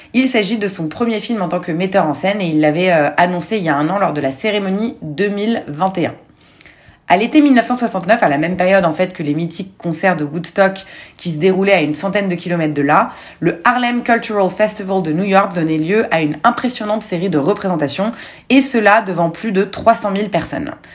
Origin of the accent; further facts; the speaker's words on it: Lebanon; je suis libanaise